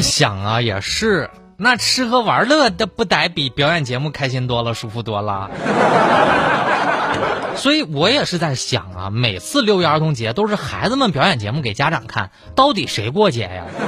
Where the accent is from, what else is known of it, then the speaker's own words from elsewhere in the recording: China; 我们中国人的一些朴素的道理